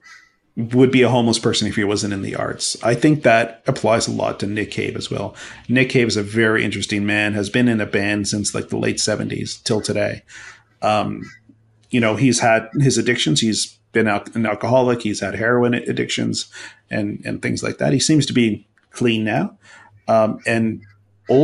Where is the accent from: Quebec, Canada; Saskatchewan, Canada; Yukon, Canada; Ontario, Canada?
Ontario, Canada; Mississauga; growing up in Streetsville is a very, very small town when I grew up. Streetsville is a town in a city called Mississauga